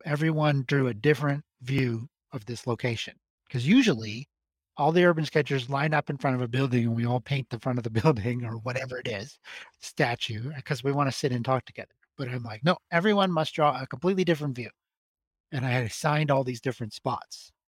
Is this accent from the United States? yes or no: no; Alberta, Canada; now in Montreal, Canada; Alberta, where I'm from